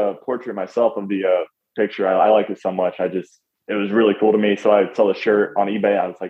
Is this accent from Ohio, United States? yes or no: yes; Ohio, United States; I'm from Ohio. That's a long drive for me.